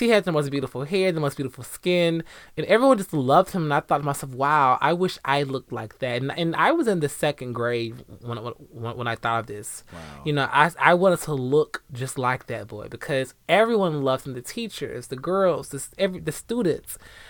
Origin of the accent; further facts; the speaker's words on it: Decatur, United States; growing up in Decatur, being really young and a child, I did hate my blackness. I thought I was too dark.